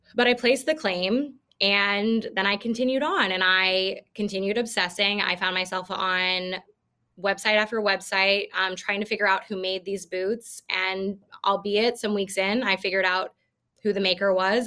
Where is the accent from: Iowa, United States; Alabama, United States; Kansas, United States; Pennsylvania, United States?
Iowa, United States; I'm from Iowa